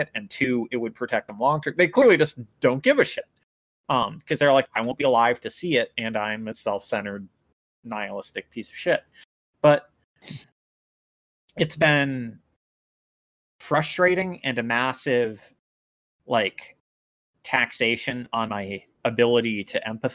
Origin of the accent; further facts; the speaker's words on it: United States; as an American